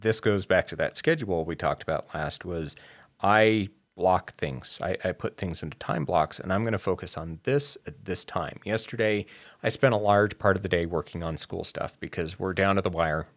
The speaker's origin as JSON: {"language": "English", "region": "Wyoming", "country": "United States", "tie": "born or raised there", "said": "being a gay person, I grew up in Wyoming"}